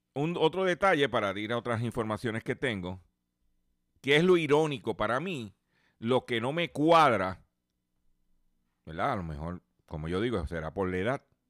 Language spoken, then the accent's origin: Spanish; Puerto Rico; nosotros somos territorio y somos parte de los Estados Unidos